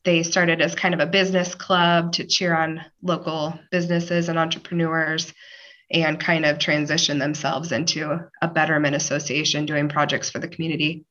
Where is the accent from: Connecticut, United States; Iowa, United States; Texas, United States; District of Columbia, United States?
Iowa, United States; Glenwood; also born or lived in Bellevue, Nebraska; now in Malvern, United States; I grew up in Glenwood, so I'm from Mills County